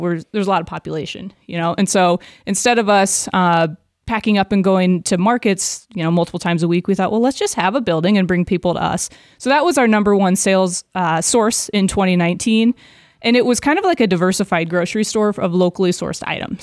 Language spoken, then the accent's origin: English; Des Moines, Iowa, United States; I grew up a v, suburb of Des Moines